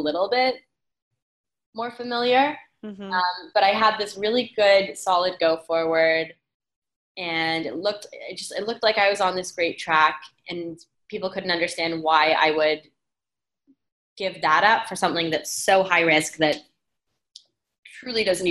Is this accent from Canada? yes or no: yes; Canada; moved away; I'm from Canada